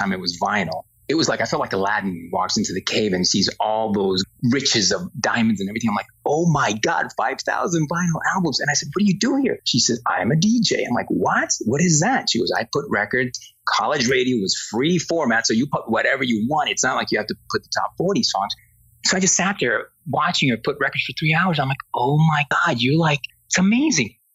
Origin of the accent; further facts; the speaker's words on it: Spain; English is a second language; now in United States; So when I came from Spain in the early 80s, I took a communications course and it was mostly to learn English better and work on my accent.